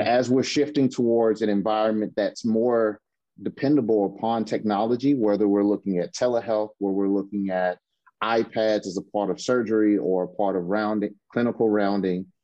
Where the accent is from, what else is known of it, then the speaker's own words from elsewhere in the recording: Mississippi, United States; now in Seattle, United States; I'm originally from Mississippi